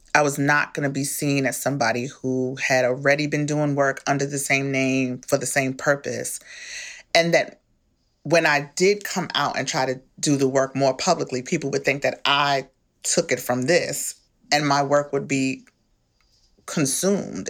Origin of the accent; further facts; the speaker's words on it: New York, United States; moved away as an adult; now in Maryland, United States; I'm a Bronx person. I'm from the Bronx. I'm from New York.